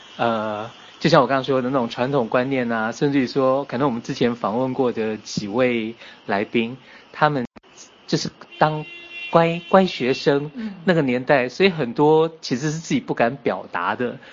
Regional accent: Taiwan; 因为像我是台湾来的嘛

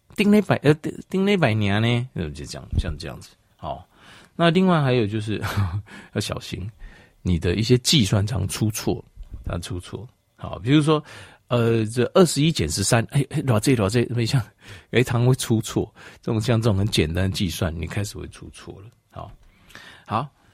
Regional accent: Taipei, Taiwan; 我几个月在台北， 我是在台北长大

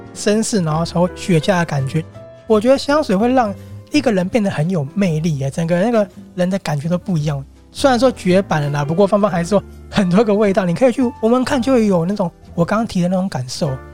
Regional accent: Taiwan; 很符合我们台湾人的一个生活形态

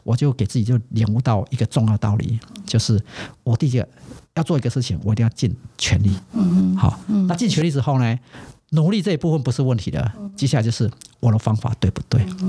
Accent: Taiwan; 我说哦，我是台湾来的。

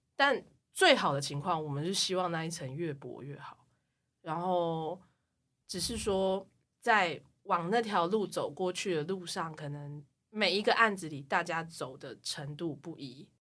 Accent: Taiwan; 我们台湾人

